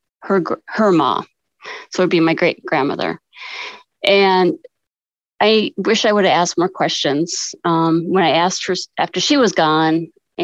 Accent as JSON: {"language": "English", "town": "Sioux Falls", "region": "South Dakota", "country": "United States", "said": "I am from Sioux Falls, South Dakota"}